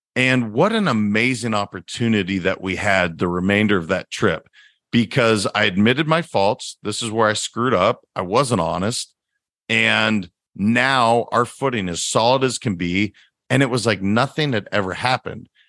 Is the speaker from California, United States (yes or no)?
no; Montana, United States; moved away; I'm originally from Montana